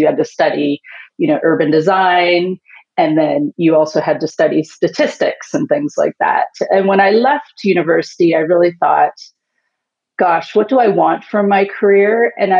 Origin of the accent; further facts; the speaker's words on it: Canada; now in Houston, United States; I am currently based in Houston, Texas, but I am a Canadian.